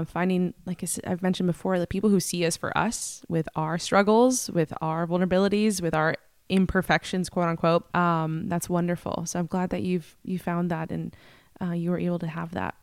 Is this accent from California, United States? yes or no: yes; Northern California, United States; I'm from Northern California